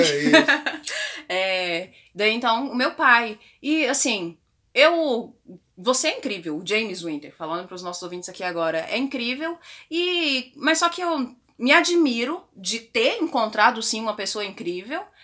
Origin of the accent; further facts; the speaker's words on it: Posse, Goiás, Brazil; eu era adolescente na igreja evangélica na cidade de interior, que foi onde eu nasci, em Posse, oh, Goiás